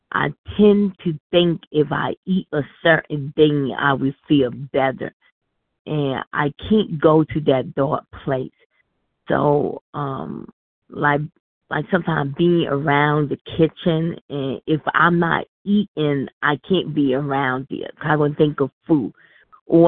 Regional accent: New York, United States; I'm from New York

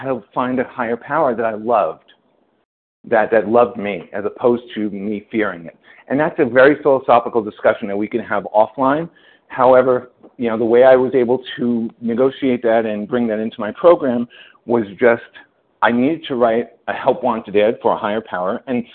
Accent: New York, United States; I'm a Jew from New York

